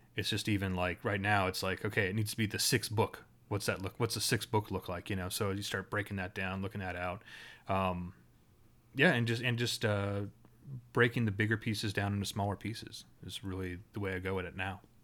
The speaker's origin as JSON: {"language": "English", "town": "Ottawa", "region": "Ontario", "country": "Canada", "tie": "born or raised there", "said": "I grew up in Ottawa"}